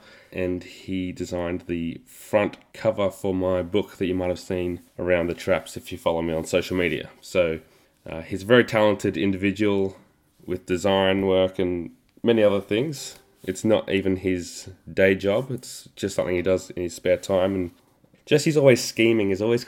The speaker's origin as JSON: {"language": "English", "country": "Australia", "said": "I don't know, we're Australian."}